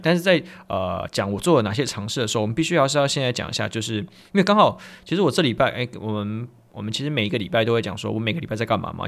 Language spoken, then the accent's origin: Chinese; Tainan, Taiwan; 比方说我是台南人，所以我找一些台南相关资料